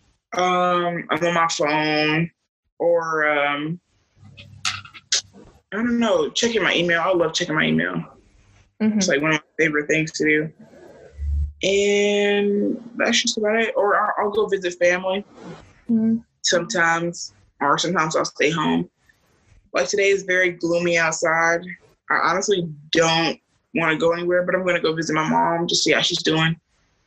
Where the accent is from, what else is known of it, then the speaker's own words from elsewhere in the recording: Durham, North Carolina, United States; I am from Durham, North Carolina